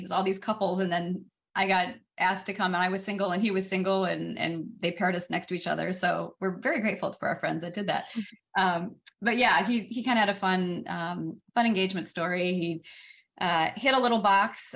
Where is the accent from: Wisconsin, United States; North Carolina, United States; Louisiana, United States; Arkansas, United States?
Wisconsin, United States; moved away as an adult; also born or lived in Los Angeles, California / New York / Austin, Texas / Oklahoma; came back to my hometown area here in Wisconsin.